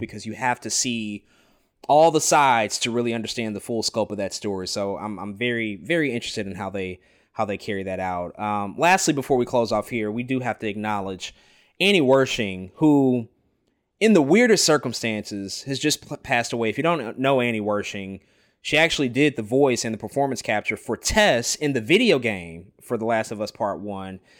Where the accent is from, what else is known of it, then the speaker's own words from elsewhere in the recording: St. Louis, Missouri, United States; my hometown